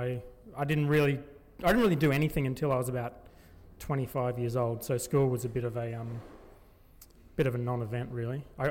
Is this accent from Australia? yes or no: yes; Logan, Queensland, Australia; also born or lived in Indooroopilly; now in Gold Coast, Australia; I grew up in Logan on the south side of Brisbane, and I lived there for about 15 years